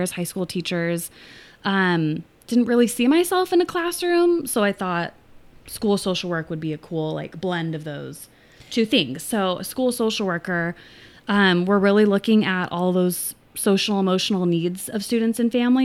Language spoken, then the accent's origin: English; Costa Mesa, California, United States; also born or lived in Long Beach; Grew up locally